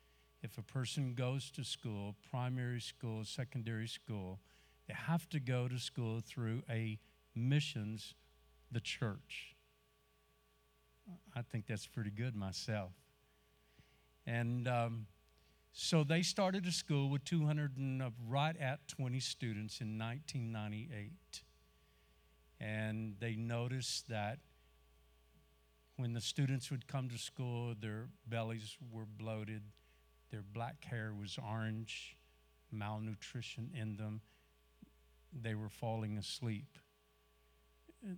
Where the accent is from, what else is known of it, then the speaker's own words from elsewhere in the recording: Texas, United States; I'm from Texas, so you have to keep it simple.